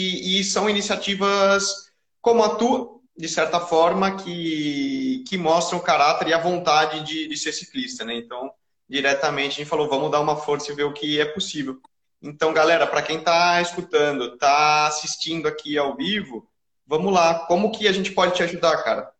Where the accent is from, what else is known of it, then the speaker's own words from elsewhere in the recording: Brazil; nós, como brasileiros